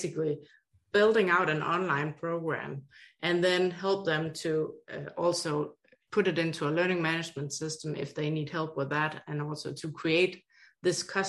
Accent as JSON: {"language": "English", "country": "Denmark", "accent": "Danish", "moved": "as an adult", "lives_now": "Hawaii, United States", "said": "3 master's degrees from Denmark, where my accent is from"}